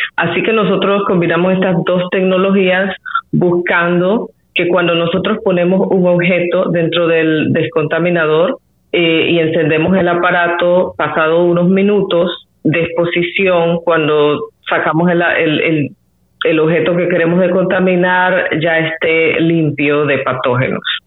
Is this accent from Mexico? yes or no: no; Panama